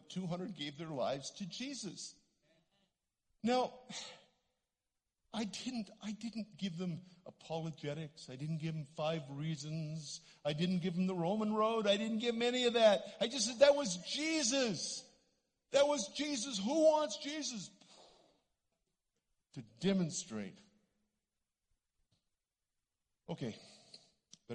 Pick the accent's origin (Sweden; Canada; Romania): Canada; accent: Canadian; I'm a Canadian. Some of you hear that in my voice.